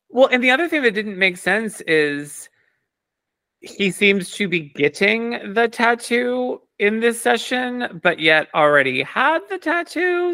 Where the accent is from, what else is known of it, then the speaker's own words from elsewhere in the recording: United States; I'm, like, Italian, but I'm American